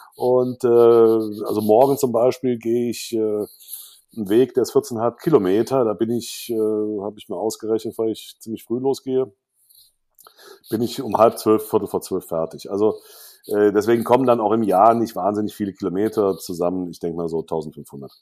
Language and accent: German; Cologne, North Rhine-Westphalia, Germany; moved away as an adult; now in Saarland, Germany; über 40 Jahren Köln